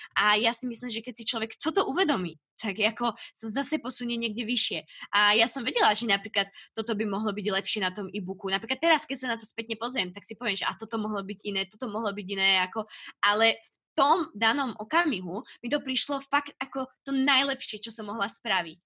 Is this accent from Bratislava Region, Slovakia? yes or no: no; Piešťany, Trnava Region, Slovakia; ja som brigádovala eh, u nás v Piešťanoch